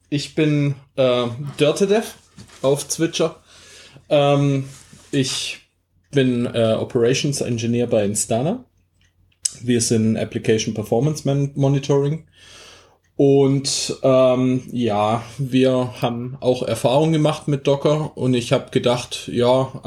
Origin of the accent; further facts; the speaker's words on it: Baden-Württemberg, Germany; Nochmal vorneweg, ich bin Schwabe, also nicht wundern.